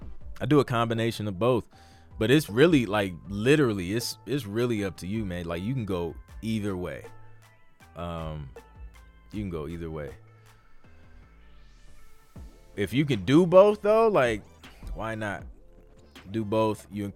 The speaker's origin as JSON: {"language": "English", "region": "England", "country": "United Kingdom", "moved": "yes", "lives_now": "Canada", "said": "I'm from England and with PRS, but Canada has been my home for 12 years."}